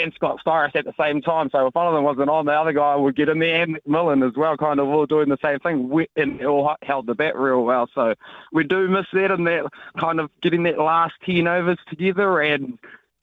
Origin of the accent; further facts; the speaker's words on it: Hawke's Bay, New Zealand; I'm from the Hawke's Bay